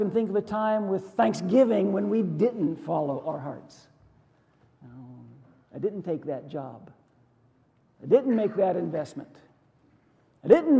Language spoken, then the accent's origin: English; Western Pennsylvania, United States; I grew up in Western Pennsylvania